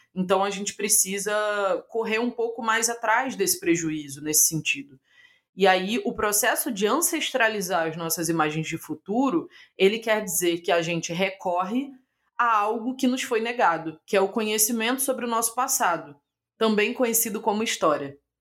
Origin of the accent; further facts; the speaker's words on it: Brazil; accent: abrasileirado (Brazilian); eu vou ler com meu sotaque aqui maravilhoso abrasileirado